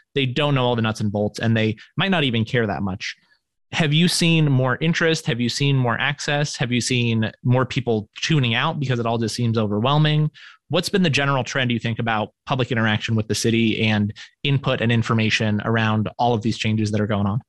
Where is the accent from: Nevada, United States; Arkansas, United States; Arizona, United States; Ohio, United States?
Nevada, United States; Reno; moved away as an adult; I'm from Reno originally, but I lived away for most of my adult life and then moved back a few years ago